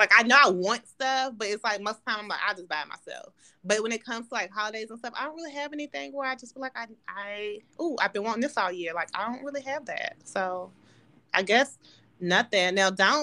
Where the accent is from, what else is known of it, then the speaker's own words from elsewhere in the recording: Nashville, Tennessee, United States; moved away; my family's from, we're from Nashville